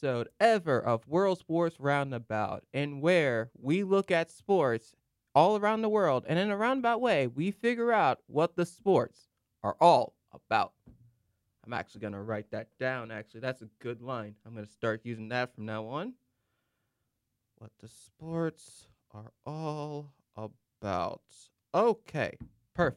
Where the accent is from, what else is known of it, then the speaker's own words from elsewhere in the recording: United States; as an American